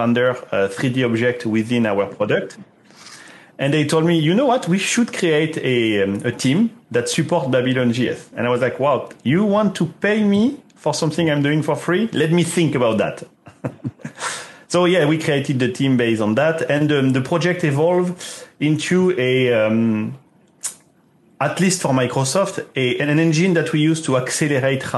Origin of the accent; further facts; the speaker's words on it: southwest France, France; moved away; I'm from France, Southwest